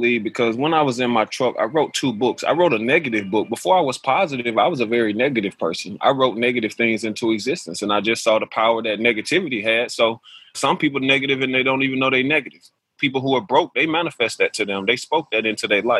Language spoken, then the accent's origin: English; Alabama, United States; growing up in Alabama, my mother taught me the only thing that she knew was to go out and find a job